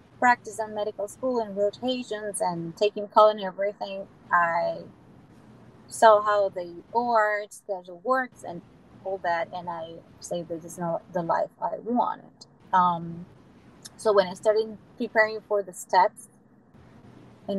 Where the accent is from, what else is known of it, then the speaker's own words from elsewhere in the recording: Venezuela; moved away as an adult; also born or lived in upstate New York, United States; now in St. Louis, United States; I'm originally from Venezuela, and I came to the United States and did my residency in sunny upstate New York